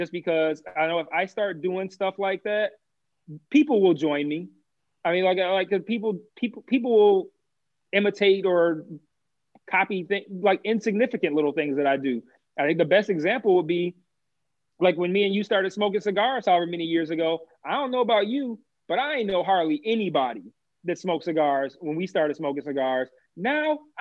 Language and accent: English; United States; even though I'm American